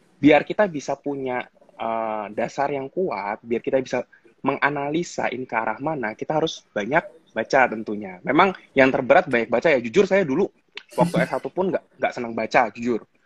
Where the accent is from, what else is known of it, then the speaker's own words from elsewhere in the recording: Jakarta, Indonesia; moved away as an adult; also born or lived in Solo; now in Semarang, Indonesia; saya dari Jakarta dulu waktu SMA saya di Jakarta. Jadi dari kecil sampai SMA itu saya di Jakarta